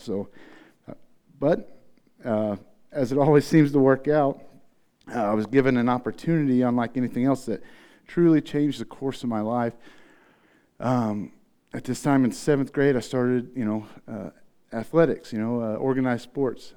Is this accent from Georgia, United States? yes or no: no; Tecumseh, Missouri, United States; also born or lived in Farmington; I was born in the Trouse, is what we called it. It was half home, half trailer together in Tecumseh, Missouri